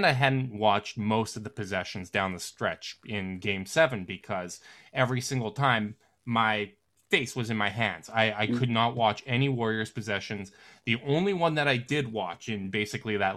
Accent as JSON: {"language": "English", "town": "Winnipeg", "region": "Manitoba", "country": "Canada", "tie": "born or raised there", "said": "I'm from Canada, born and raised Winnipeg."}